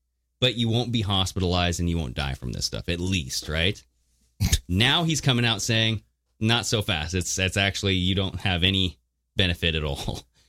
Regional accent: Modesto, California, United States; Because I grew up in Modesto, bro.

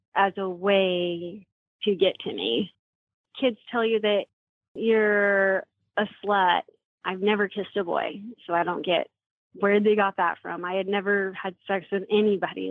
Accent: Puyallup, Washington, United States; now in Gilbert, United States; I was raised in Washington State in the small town Puyallup.

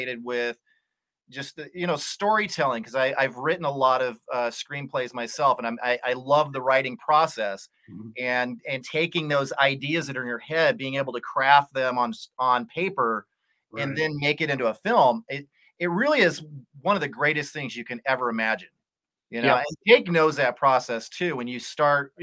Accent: Colorado, United States; I grew up in Colorado in the forest, like in the sticks

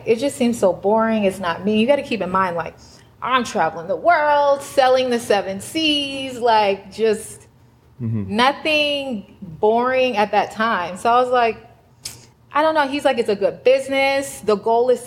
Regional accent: Atlanta, Georgia, United States; I'm from Atlanta

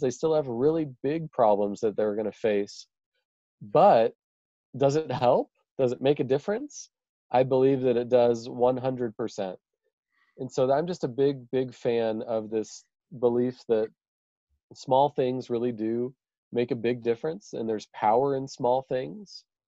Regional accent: Idaho, United States; also born or lived in Kenya; i just live here in my hometown in in idaho in the us

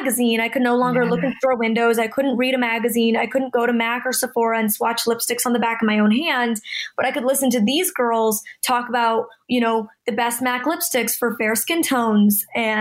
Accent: Toronto, Ontario, Canada; now in Los Angeles, United States

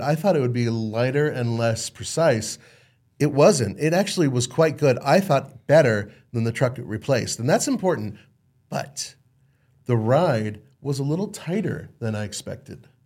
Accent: Los Angeles, California, United States; I grew up in Los Angeles

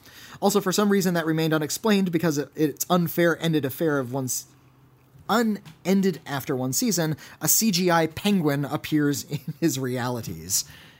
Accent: Germany; English is a second language; I'm from Germany, and being old school, got a smartphone just 3 months ago.

